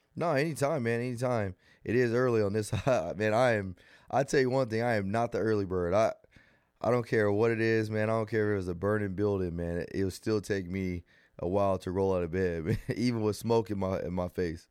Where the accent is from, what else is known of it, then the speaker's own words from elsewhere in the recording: Rialto, California, United States; growing up in Rialto, it was good